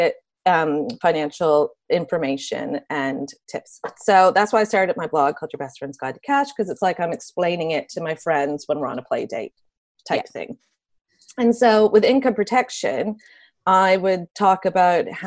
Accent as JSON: {"language": "English", "country": "Canada", "moved": "as an adult", "lives_now": "United Kingdom", "said": "I'm Canadian"}